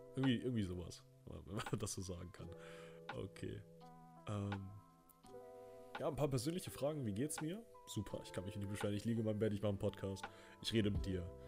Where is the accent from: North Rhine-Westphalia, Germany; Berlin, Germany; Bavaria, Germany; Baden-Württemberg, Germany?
North Rhine-Westphalia, Germany; Remscheid; Ich bin äh, in Remscher lennep geboren.